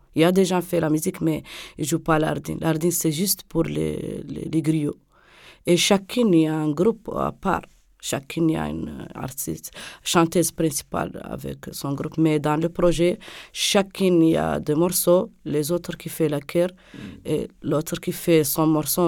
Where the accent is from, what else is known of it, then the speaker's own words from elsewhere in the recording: Nouakchott, Mauritania; je, suis une Mauritanienne, je viens de Mauritanie, Nouakchott.